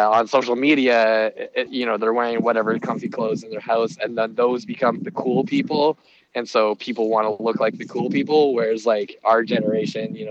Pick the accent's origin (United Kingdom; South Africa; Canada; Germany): Canada; As a Canadian